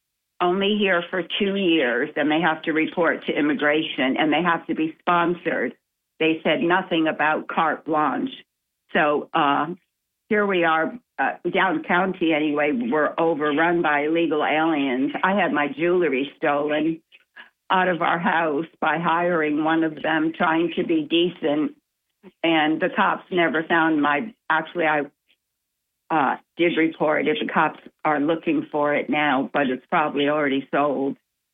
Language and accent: English; New York, United States; I'm from downstate. I'm from the New York area